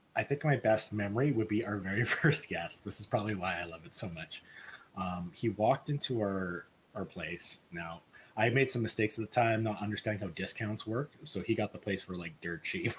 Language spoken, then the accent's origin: English; Edmonton, Alberta, Canada; I'm from Edmonton